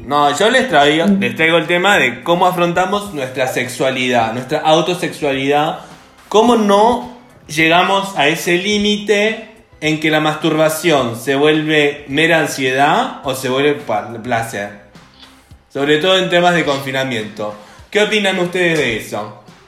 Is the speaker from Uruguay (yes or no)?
no; Buenos Aires, Argentina; Yo soy de Buenos Aires